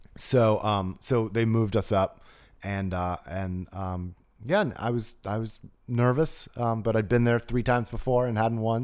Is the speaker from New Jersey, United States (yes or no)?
yes; New Jersey, United States; I grew up in New Jersey, went to public school in New Jersey